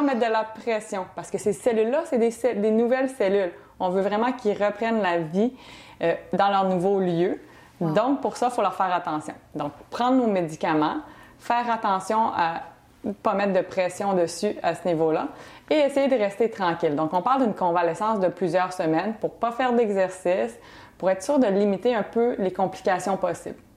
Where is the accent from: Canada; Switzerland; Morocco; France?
Canada; Quebec City, Quebec; moved away as an adult; also born or lived in Banff, Alberta; now in Montreal, Canada; Je viens de Québec